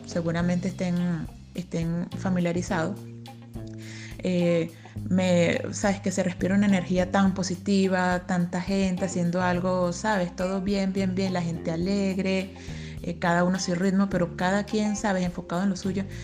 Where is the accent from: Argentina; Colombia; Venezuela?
Venezuela; now in Chile; soy venezolana